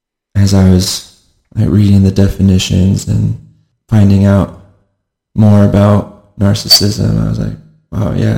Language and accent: English; Auburn / Federal Way area, Washington, United States; I grew up in Washington State, just south of Seattle, the Auburn Federal area